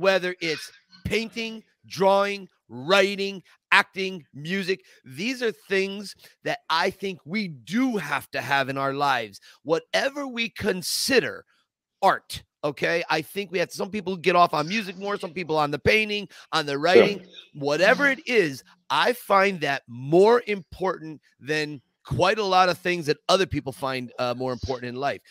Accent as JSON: {"language": "English", "town": "Scranton", "region": "Pennsylvania", "country": "United States", "tie": "born or raised there", "said": "I grew up in Scranton, Pennsylvania"}